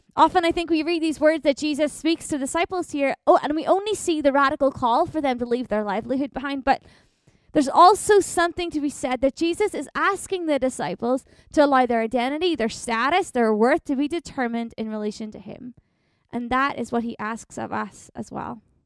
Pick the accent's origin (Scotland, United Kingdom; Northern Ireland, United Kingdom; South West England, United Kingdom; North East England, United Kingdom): Northern Ireland, United Kingdom; moved away as an adult; also born or lived in Ontario, Canada; now in Winnipeg, Canada; I grew up in Northern Ireland, but I've been in Canada now for about four and a half years